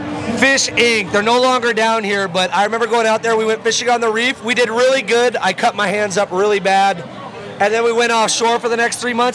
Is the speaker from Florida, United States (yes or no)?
yes; Oviedo, Florida, United States; Christmas Oviedo area.